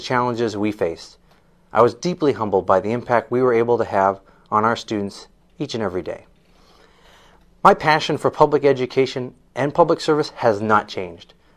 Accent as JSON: {"language": "English", "town": "Amesbury", "region": "Massachusetts", "country": "United States", "tie": "born or raised there", "moved": "yes", "lives_now": "Manchester, United States", "said": "I served in my hometown of Amesbury as a member of the Amesbury School"}